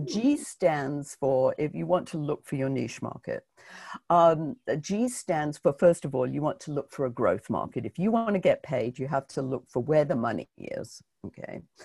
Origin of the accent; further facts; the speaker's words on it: United Kingdom; now in New York, United States; being British